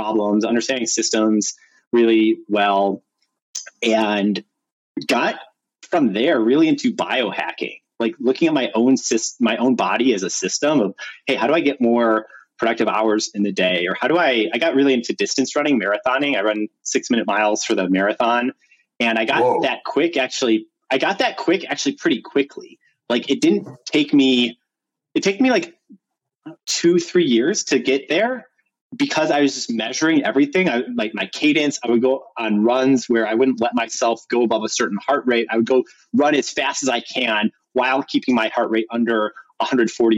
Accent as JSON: {"language": "English", "town": "Chicago", "region": "Illinois", "country": "United States", "also_born_or_lived": "Stanford", "moved": "yes", "said": "I'm from Chicago originally, went to public school"}